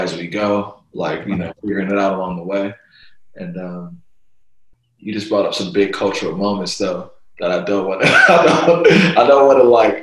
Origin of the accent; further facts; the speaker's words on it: San Francisco, California, United States; I'm biased from San Francisco